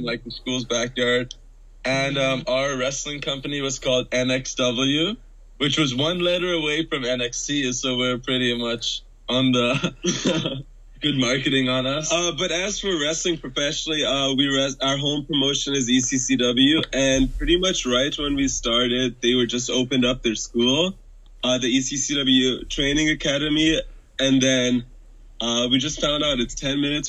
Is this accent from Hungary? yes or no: yes; Hungary; now in Vancouver, Canada; we live in Vancouver, British Columbia, Canada. It's super nice. A lot of mountains, trees, lakes and stuff. And then nationality-wise, we're Hungarian. So that's why we have, like, weird voices a little bit.